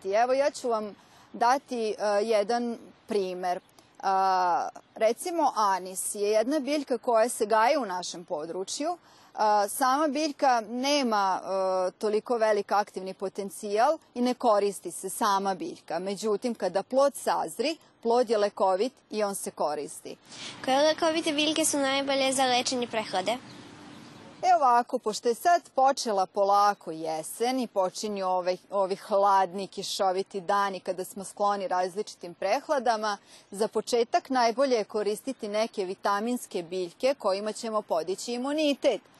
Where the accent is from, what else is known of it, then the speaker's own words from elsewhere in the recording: Vojvodina, Serbia; kod nas u Vojvodini.